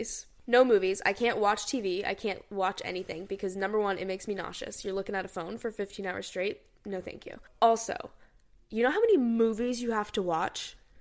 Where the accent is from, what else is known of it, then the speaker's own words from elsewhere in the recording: Hong Kong; we grew up in Hong Kong. We spent time in Hong Kong growing up